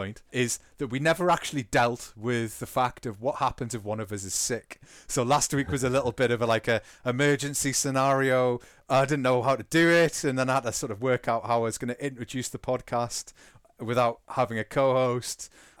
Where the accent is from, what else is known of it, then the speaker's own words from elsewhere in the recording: England, United Kingdom; If you hadn't realised, we're English, and therefore we are contractually obliged to talk about what happened on Sunday